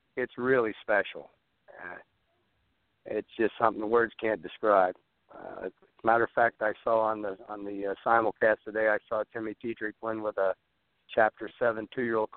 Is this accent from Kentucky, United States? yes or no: yes; Lexington, Kentucky, United States; I grew up in Lexington, Kentucky